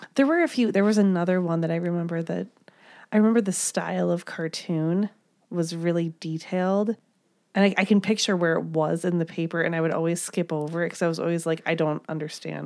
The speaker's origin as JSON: {"language": "English", "region": "Midwest", "country": "United States", "said": "I'm from the Midwest"}